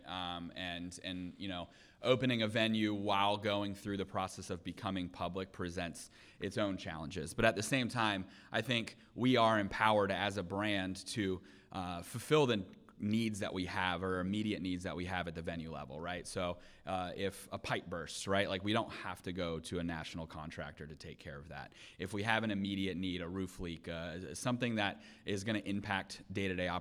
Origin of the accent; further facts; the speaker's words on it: Seminole County, Florida, United States; I was born and raised in Seminole County